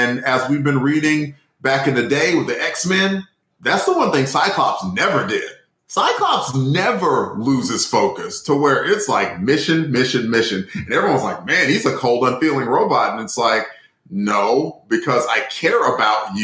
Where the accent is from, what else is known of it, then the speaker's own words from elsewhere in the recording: Alabama, United States; accent: Alabama; my Alabama accent